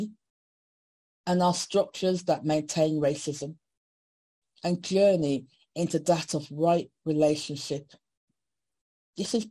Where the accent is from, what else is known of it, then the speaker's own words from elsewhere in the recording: Birmingham, West Midlands, United Kingdom; I was born in Birmingham, miss, not Africa. And my parents are from Jamaica